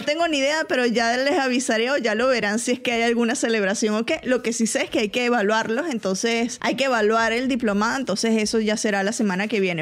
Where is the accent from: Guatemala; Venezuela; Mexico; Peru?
Venezuela; now in Atlanta, United States; de Venezuela, pero en Atlanta